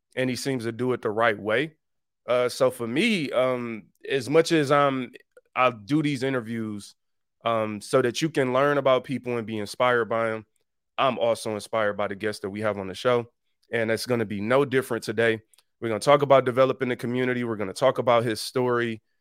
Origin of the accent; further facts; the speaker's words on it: Detroit, Michigan, United States; I'm from the east side